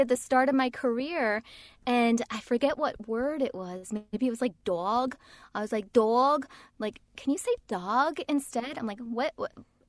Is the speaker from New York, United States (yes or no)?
yes; New York, United States; accent: New York; New York accent. Nobody told me I had a New York accent. So I spent a couple of years unlearning my accent that I didn't know I had.